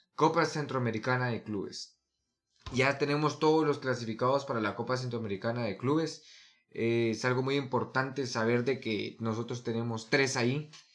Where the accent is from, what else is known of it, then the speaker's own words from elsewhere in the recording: Guatemala; nos están representando como guatemaltecos